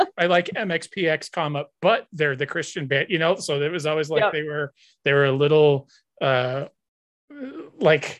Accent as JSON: {"language": "English", "region": "New Hampshire", "country": "United States", "tie": "born or raised there", "said": "I grew up in New Hampshire of all places"}